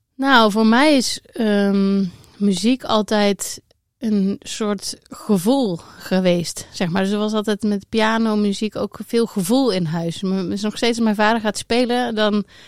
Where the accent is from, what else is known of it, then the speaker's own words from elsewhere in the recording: Eindhoven, North Brabant, Netherlands; accent: southern; als je goed luistert kan je horen dat ik uit het zuiden kom. Ik ben uh, Brabantse, ik ben geboren in Eindhoven